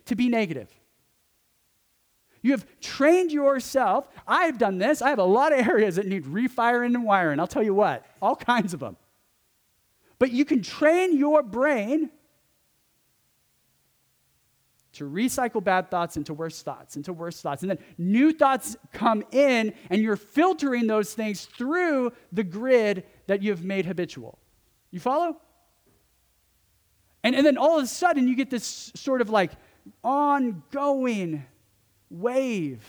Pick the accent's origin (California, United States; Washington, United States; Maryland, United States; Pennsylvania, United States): California, United States; accent: California; It's my California accent